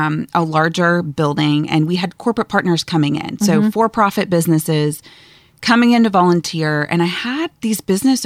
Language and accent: English; Atlanta, Georgia, United States; I grew up in Atlanta